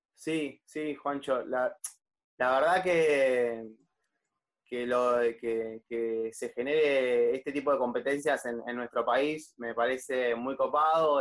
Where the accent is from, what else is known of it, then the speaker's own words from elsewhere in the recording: La Plata, Buenos Aires Province, Argentina; yo soy de La Plata